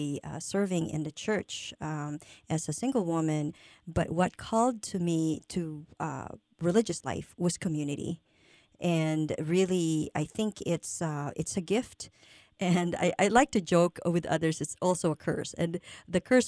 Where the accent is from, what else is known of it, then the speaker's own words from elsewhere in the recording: Luzon, Philippines; now in United States; I grew up in Luzon, which is the northern part of the Philippines